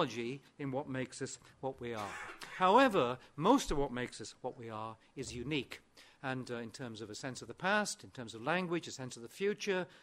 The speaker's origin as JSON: {"language": "English", "town": "Aberystwyth", "region": "Wales", "country": "United Kingdom", "tie": "born or raised there", "first_language": "Welsh", "second_language": "English", "said": "I'm actually speaking my second language at the moment, because my first language is, or at least was, Welsh, and I was brought up in West Wales and Aberystwyth"}